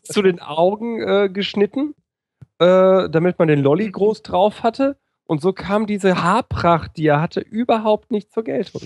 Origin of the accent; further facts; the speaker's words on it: Ruhr area, North Rhine-Westphalia, Germany; Kind des Ruhrgebiets, das ich bin